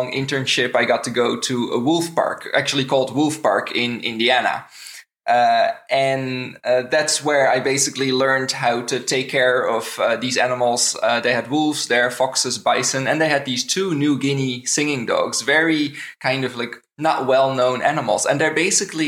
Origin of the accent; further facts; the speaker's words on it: Netherlands; moved away as an adult; now in Canada; I'm originally from the Netherlands. I've lived in Canada for about 8.5 years now